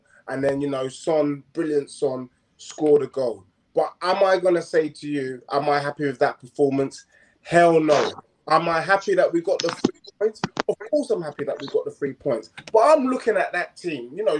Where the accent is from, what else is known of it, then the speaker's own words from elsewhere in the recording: London, United Kingdom; I grew up in Tottenham. Prime school opposite the Tottenham Hotspur Stadium, St. Paul's and All Hallows. I attended that school.